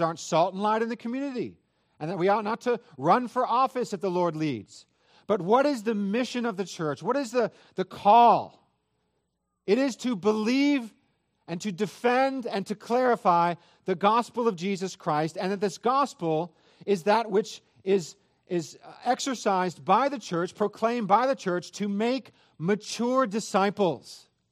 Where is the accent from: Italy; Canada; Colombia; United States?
United States; Northern California; I am from Northern California